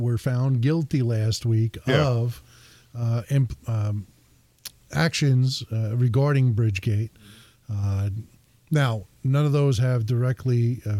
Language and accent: English; New Jersey, United States; moved away; I'm from Jersey.